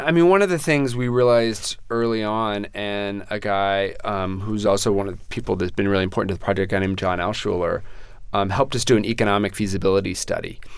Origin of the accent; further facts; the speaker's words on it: San Antonio, Texas, United States; moved away as an adult; now in New York City, United States; my hometown